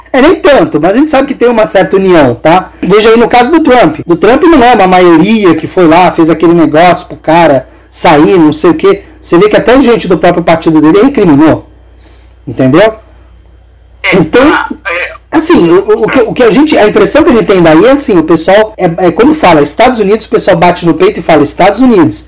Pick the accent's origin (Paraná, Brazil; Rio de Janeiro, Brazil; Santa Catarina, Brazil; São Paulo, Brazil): São Paulo, Brazil; eu, como paulista